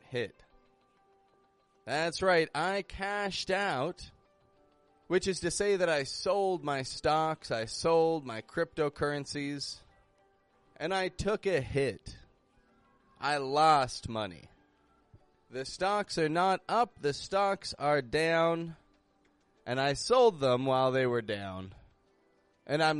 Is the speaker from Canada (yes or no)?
yes; Toronto, Ontario, Canada; moved away as an adult; now in Mexico; I'm from Toronto. That's in Canada.